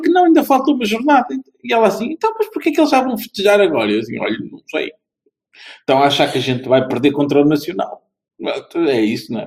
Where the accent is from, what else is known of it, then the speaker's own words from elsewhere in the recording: near Vila do Conde, Norte, Portugal; uma equipa que eu acompanho, aqui conterrânea, não, não exatamente da minha terra, mas ao lado.